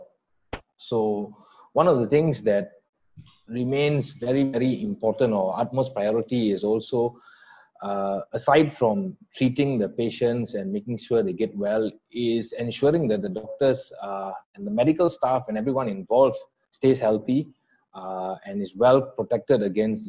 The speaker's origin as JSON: {"language": "English", "town": "Kajang", "region": "Selangor", "country": "Malaysia", "tie": "born or raised there", "moved": "as an adult", "lives_now": "Johor, Malaysia", "said": "I'm actually born and bred in Kajang, Selangor"}